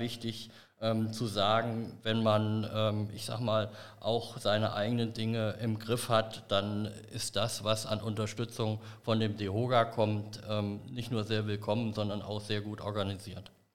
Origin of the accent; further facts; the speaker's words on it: Bad Emstal, Hesse, Germany; in meiner Heimatgemeinde Bad Emstal